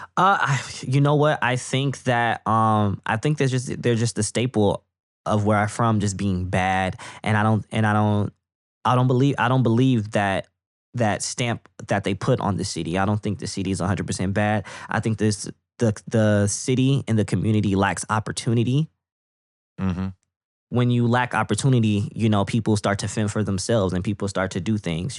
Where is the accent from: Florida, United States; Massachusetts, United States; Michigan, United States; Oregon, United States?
Michigan, United States; Flint; I'm from Flint, Michigan. I'm born and raised here